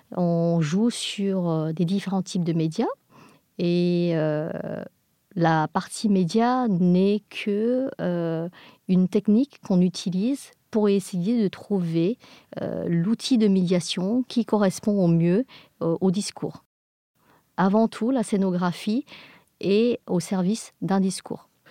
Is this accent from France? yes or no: no; England, United Kingdom; nous sommes des Anglais